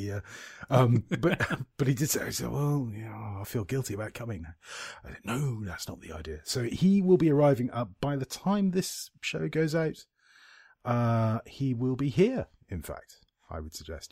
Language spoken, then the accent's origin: English; United Kingdom; I'm British